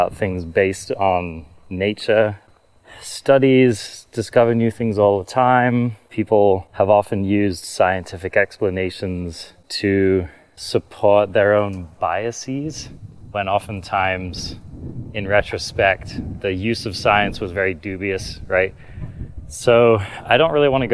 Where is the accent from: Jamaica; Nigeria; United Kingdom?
United Kingdom; London; I grew up in London, not a very nice neighborhood in London.